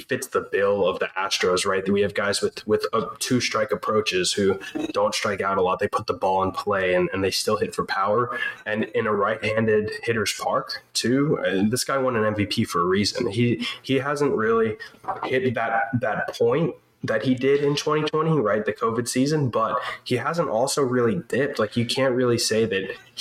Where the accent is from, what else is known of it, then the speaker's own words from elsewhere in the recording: New York, United States; now in Houston, United States; I was born in New York, but I live in the Houston area.